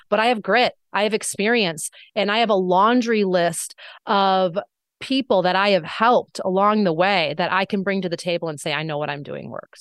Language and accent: English; Wisconsin, United States; my small hometown in Wisconsin